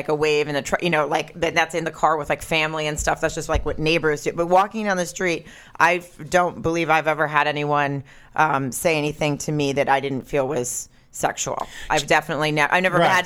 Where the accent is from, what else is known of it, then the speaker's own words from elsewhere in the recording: the South, United States; now in Los Angeles, United States; growing up in the South